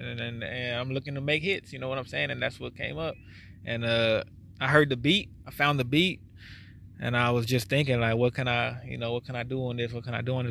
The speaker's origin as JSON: {"language": "English", "town": "South Gate", "region": "California", "country": "United States", "said": "I'm from Southgate, California"}